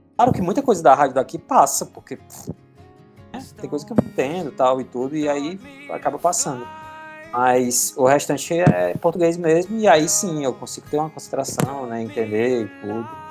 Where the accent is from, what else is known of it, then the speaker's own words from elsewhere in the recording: Maranguape, Ceará, Brazil; moved away as an adult; now in Argentina; Eu sou cearense, eu sou um aranguapense